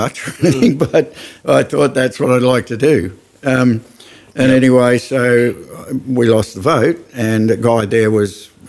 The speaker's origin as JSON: {"language": "English", "town": "Mildura", "region": "Victoria", "country": "Australia", "tie": "born or raised there", "also_born_or_lived": "Adelaide, South Australia", "said": "I was born here."}